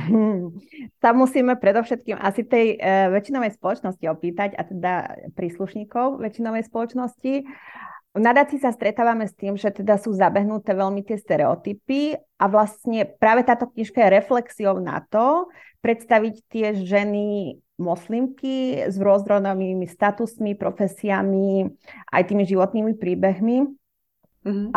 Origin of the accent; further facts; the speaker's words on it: Slovakia; ja som Slovenka